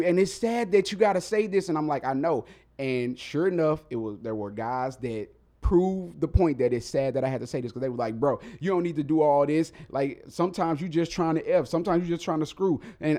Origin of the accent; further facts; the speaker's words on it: Mississippi, United States; I'm from Mississippi. I'm from the South. So we were raised a little different down there.